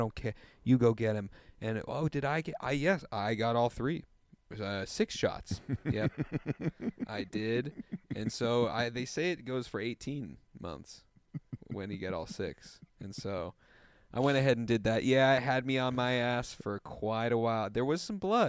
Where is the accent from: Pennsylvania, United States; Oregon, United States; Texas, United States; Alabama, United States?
Oregon, United States; Portland; I've lived here my whole life.